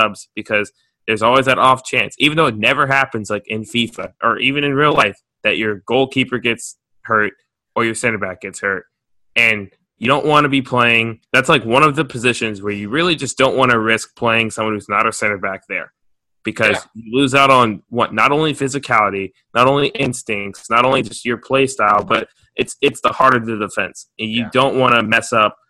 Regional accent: United States; I'm an American

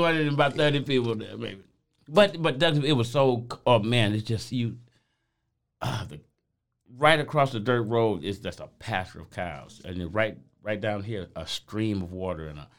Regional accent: St. Petersburg, Florida, United States; also born or lived in Pontiac, Michigan; I'm originally from St. Petersburg, Florida

